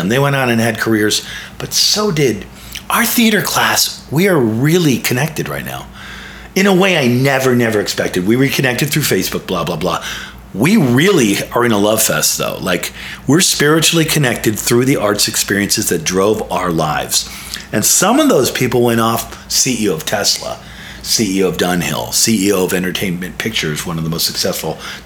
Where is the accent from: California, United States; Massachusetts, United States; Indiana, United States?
California, United States; Los Angeles; I grew up in the San Fernando Valley. Okay. I'm a Northridge kid.